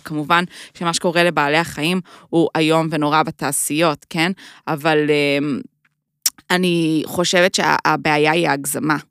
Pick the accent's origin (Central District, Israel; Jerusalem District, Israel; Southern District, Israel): Jerusalem District, Israel; Jerusalem; moved away as an adult; also born or lived in United States / New York; now in Tel Aviv, Israel; אני ירושלמית